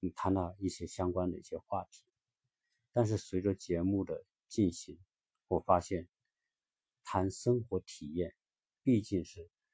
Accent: China; 作为一个中国人

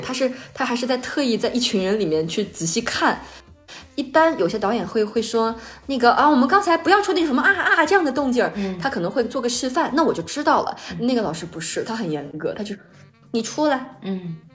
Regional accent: Jiangxi, China; 我是江西人

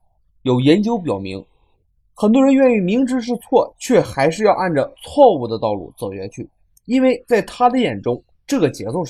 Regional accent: China; 我们中国人

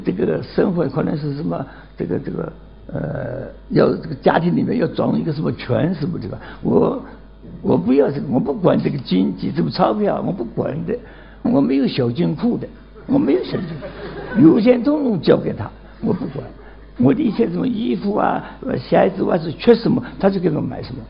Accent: Nancheng, Jiangxi, China; 今年九十二岁，江西南城人

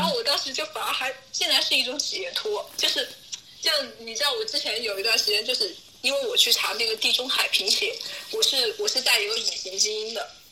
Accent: Wuhan, Hubei, China; 武汉我的家乡，我的家乡

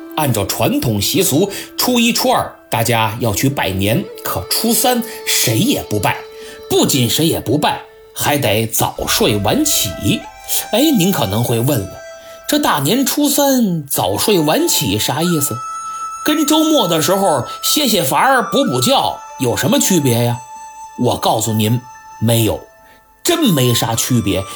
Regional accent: China; 我们中国人讲礼仪，但并不拘泥于礼仪

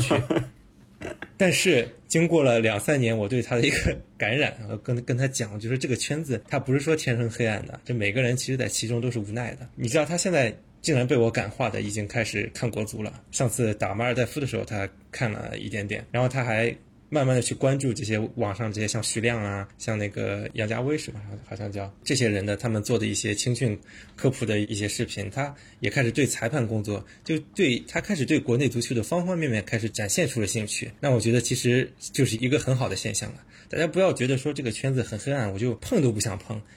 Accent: China; 我们是中国人啊，中国人

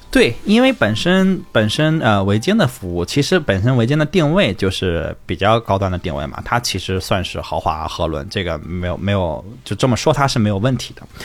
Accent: northern China, China; 我是北方人嘛

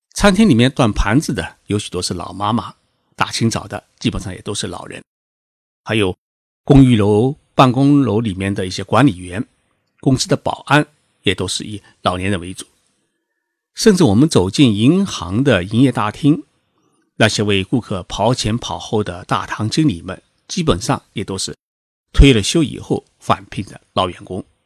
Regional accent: China; now in Tokyo, Japan; 我们中国人

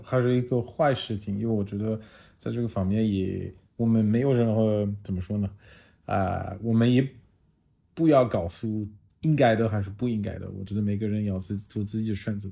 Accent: France; Chinese is a second language; moved away as an adult; also born or lived in China; now in Shanghai, China; 我来自法国

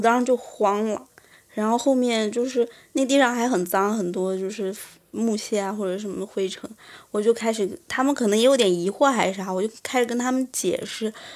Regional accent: China; 我来自中国，然后家里也有个美术馆

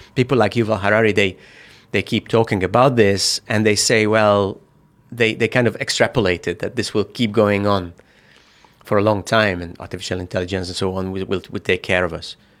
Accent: Hungary; moved away as an adult; also born or lived in Budapest; now in China; I come from Hungary

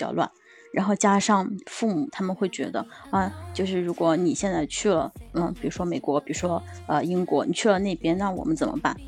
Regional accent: southern China, China; now in Beijing, China; 因为我现在在北京嘛，然后我的家乡其实， 嗯， 在一个南方的城市

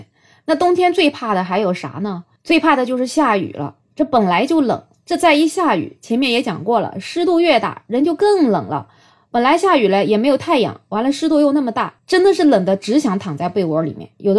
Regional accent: southern China, China; also born or lived in Beijing; 反正我作为一个南方人，我小时候的冻疮是一直长到十八岁，直到我去北京读书了

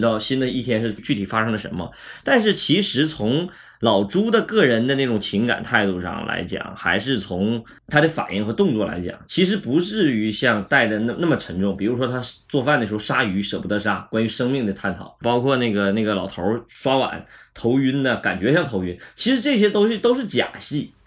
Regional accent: Northeast China, China; accent: Northeastern (Dongbei); 东北话语言里头就经常没有主谓宾

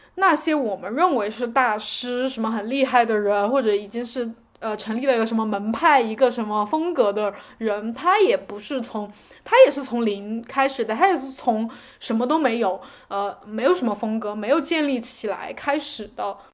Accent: China; 我们中国人

